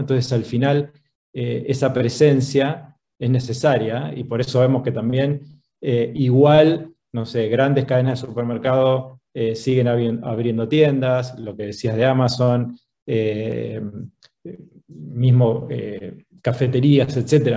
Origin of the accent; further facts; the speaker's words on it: Argentina; moved away as an adult; now in Chile; Soy argentino. Hace doce años que vivo en Chile.